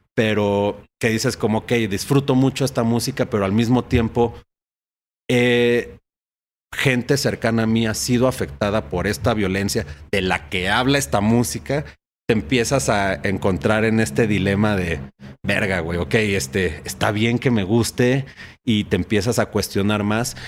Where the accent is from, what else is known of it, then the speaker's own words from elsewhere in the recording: Uruapan, Michoacán, Mexico; en Uruapan, Michoacán, que es donde yo nací, donde la familia, por mi parte materna, eh, vive.